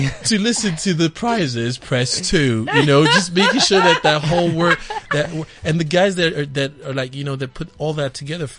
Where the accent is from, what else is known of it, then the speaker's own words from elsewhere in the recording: Gauteng, South Africa; also born or lived in Democratic Republic of the Congo / United Kingdom; So I was born in the DRC and I was raised here in Gauteng. And then I lived in the UK for a little bit, like 4 or 5 years, and I came back here.